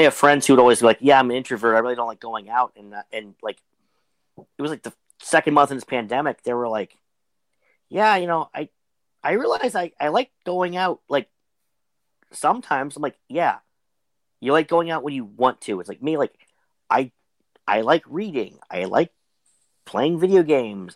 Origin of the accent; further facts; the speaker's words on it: Pittsburgh, Pennsylvania, United States; I'm from Pittsburgh